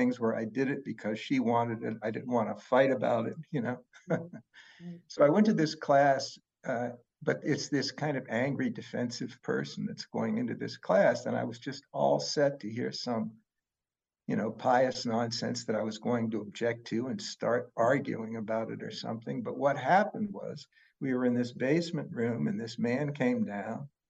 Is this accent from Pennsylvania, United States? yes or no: yes; Pittsburgh, Pennsylvania, United States; I grew up in Pittsburgh, which is a very Catholic town